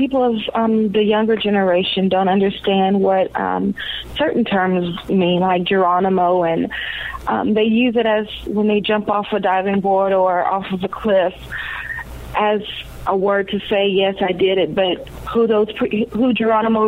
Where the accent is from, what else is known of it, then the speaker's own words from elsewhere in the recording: the South, United States; I'm growing up in the South, many African-Americans go to church